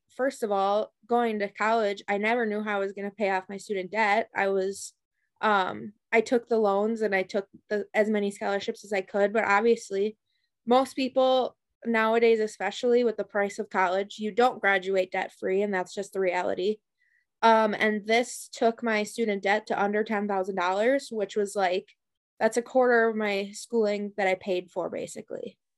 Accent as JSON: {"language": "English", "town": "Fort Atkinson", "region": "Wisconsin", "country": "United States", "tie": "born or raised there", "said": "I am from Fort Atkinson, Wisconsin. So I graduated uh, K through 12. I went there"}